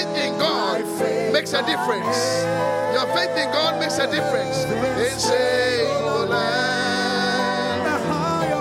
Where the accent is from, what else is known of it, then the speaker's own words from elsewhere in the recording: Ghana; also born or lived in United Kingdom; I am coming back home